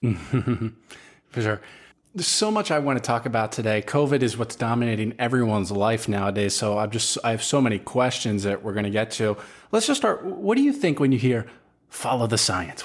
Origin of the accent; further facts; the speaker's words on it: Florida, United States; I'm from Florida